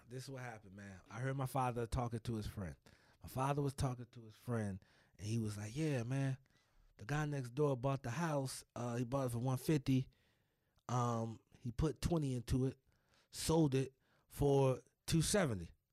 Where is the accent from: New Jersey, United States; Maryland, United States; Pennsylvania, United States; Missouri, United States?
New Jersey, United States; Elizabeth; Born and raised in New Jersey.